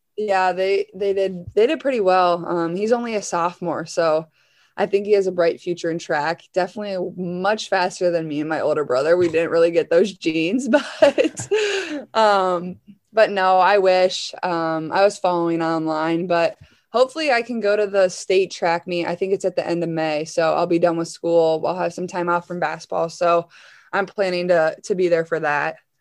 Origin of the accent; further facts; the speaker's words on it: Iowa, United States; I'm from Iowa